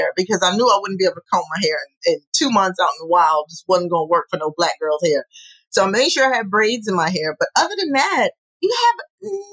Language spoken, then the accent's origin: English; New York City, New York, United States; I'm from New York.